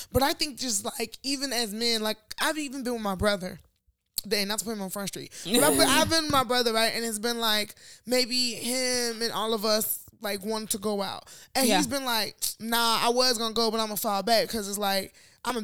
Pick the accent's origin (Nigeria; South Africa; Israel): Nigeria; now in United States; as Nigerian, I don't even think about shit like this.